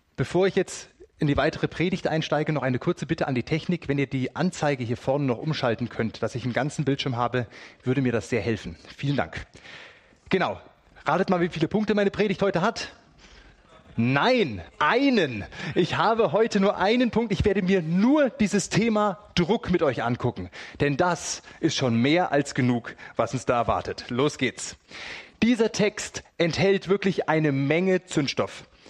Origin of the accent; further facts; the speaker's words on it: Germany; bei uns in Deutschland